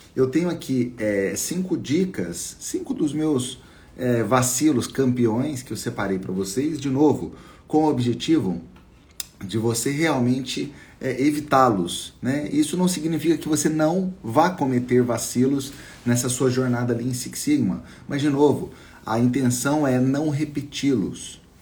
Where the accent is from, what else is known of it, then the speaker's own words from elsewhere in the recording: Minas Gerais, Brazil; eu sou mineiro